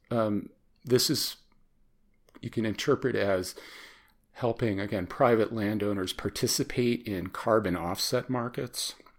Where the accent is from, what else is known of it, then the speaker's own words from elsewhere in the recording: Chicago, Illinois, United States; I grew up in Chicago